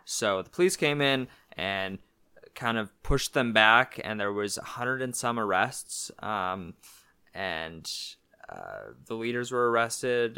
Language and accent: English; Canada; being Canadian, uh, for me was a sense of pride